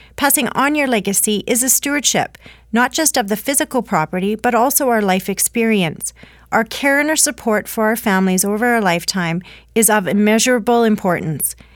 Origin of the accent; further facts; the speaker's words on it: Canada; as a Canadian population, we do feel strongly about our value sets